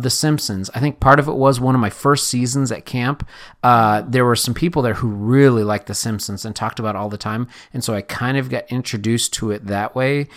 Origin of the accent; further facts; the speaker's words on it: Correctionville, Iowa, United States; moved away; growing up in Correctionville, Iowa